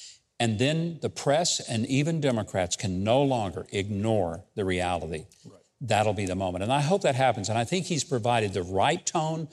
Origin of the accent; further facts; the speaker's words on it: Arkansas, United States; from the great state of Arkansas, my home state